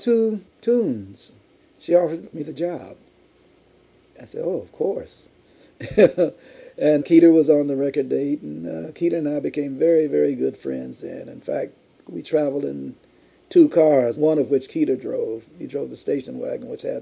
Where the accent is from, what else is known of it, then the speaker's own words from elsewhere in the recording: Chicago, Illinois, United States; born in Chicago, where I got my early training